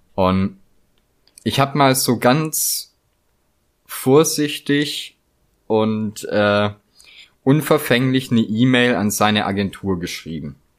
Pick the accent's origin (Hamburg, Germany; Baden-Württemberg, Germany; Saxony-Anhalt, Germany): Baden-Württemberg, Germany; near Gaildorf / Poppenweiler; das ist ja so bei mir in der Nähe, wo ich aufgewachsen bin, und da gibt's halt so Orte wie Geildorf oder Poppenweiler